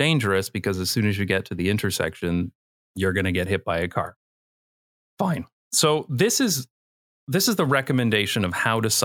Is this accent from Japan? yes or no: no; London, Ontario, Canada; moved away as an adult; also born or lived in Toronto, Canada; now in Netherlands; in my hometown, London, Ontario, which on my channel, I usually call fake London